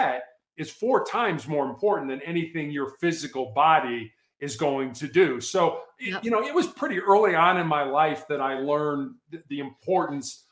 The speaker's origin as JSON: {"language": "English", "town": "Chicago", "region": "Illinois", "country": "United States", "tie": "born or raised there", "said": "growing up in Chicago, I played basketball in the same conference with a guy by the name of Isaiah Thomas."}